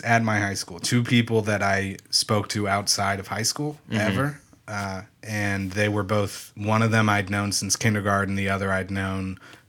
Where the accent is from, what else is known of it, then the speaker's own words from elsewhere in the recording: Wyoming, Ohio, United States; Sorry, I'm from Wyoming, Ohio, not Wyoming, the state. Wyoming, Ohio is in America.